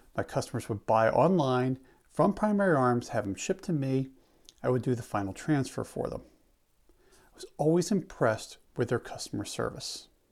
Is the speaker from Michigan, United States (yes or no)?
no; Bensalem, Pennsylvania, United States; moved away; also born or lived in Delaware / Maryland; I grew up just across the river over in, um, just north of Philly